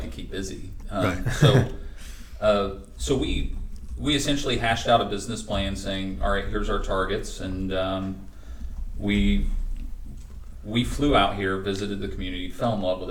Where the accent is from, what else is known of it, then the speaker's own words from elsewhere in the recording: North Carolina, United States; accent: Southern; I am from the North Carolina, so you got to really draw out your vowels for me